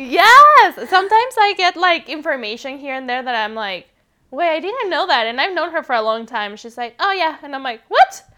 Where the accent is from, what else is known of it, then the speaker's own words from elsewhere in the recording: Mexico City, Mexico; English is a second language; now in California, United States; I was born and raised in Mexico City, hence the accent